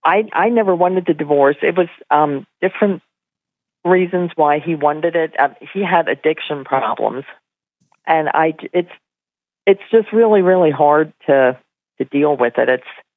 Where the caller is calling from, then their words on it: Pennsylvania, United States; I'm calling from Pennsylvania.